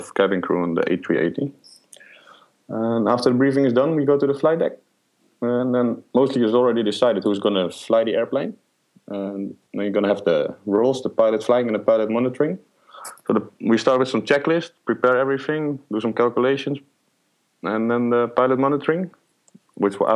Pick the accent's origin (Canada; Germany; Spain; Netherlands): Netherlands; moved away as an adult; now in Middle East; I'm born and raised in the Netherlands